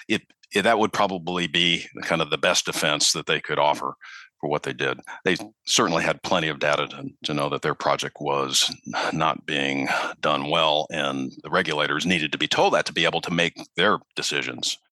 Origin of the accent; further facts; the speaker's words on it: Minneapolis, Minnesota, United States; also born or lived in Chicago, Illinois; now in Charleston, United States; I'm actually from Minneapolis originally